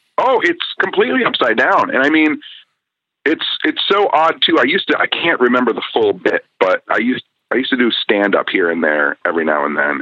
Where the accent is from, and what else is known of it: United States